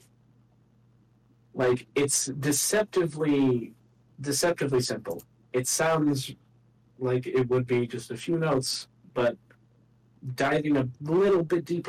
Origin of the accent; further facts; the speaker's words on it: United States; I'm American